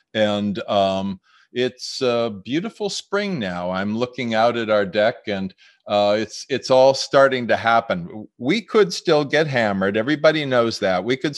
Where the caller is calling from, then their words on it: Massachusetts, United States; Western Massachusetts. My wife and I are out near Amherst. So we're out in the country